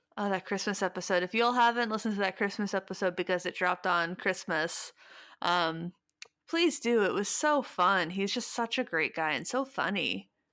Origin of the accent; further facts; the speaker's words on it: Midwest, United States; I'm from the Midwest